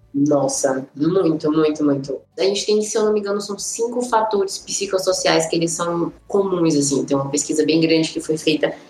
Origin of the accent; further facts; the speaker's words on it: Salvador, Bahia, Brazil; now in Brasília, Brazil; Eu sou de Salvador, mas tô morando em Brasília